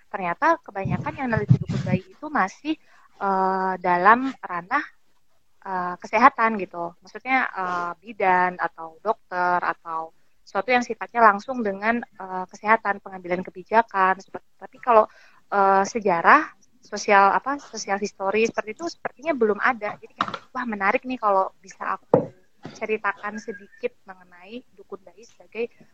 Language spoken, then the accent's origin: Indonesian; Yogyakarta, Special Region of Yogyakarta, Indonesia; karena aku kan orang Jogja dan latar belakangnya itu sangat masih sangat ini uh